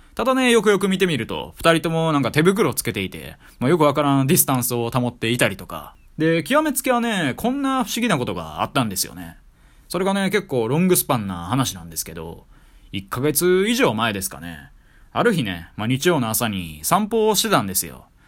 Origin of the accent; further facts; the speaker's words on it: Kyoto, Japan; moved away as an adult; 私地元京都なんですけど、京都にいた頃は